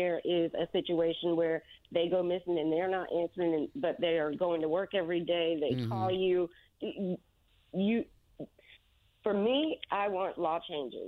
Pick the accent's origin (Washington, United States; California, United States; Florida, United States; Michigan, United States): Florida, United States; moved away as an adult; now in Indianapolis, United States; I'm from Florida. Mm-hmm. I came up to Indianapolis 3 years ago